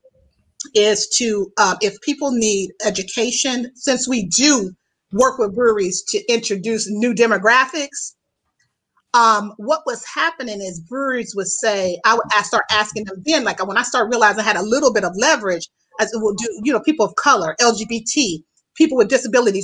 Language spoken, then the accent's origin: English; Youngstown, Ohio, United States; moved away as an adult; also born or lived in Houston, Texas; now in Chicago, United States; my hometown in Youngstown, Ohio is where I'm from